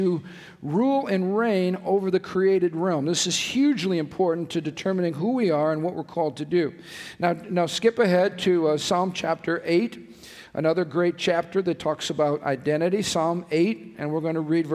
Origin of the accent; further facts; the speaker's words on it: United States; I was born in America